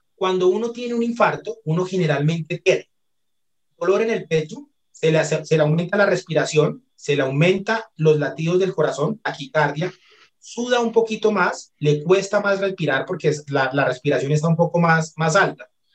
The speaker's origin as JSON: {"language": "Spanish", "country": "Colombia", "also_born_or_lived": "Barcelona, Spain", "said": "Como buenos colombianos, invitamos a la pareja a comer"}